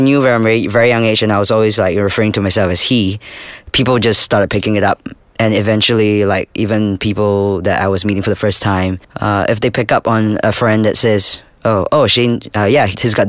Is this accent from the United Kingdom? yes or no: no; Singapore; I was born in Singapore